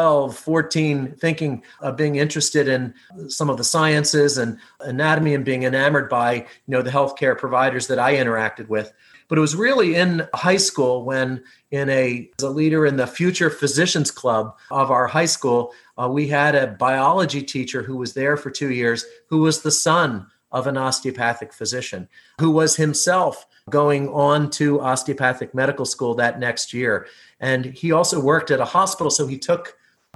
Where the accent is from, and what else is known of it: near Philadelphia, Pennsylvania, United States; born or raised there